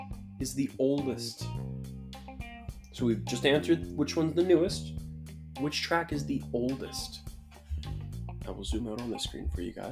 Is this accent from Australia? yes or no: no; Canada; we are Canadian.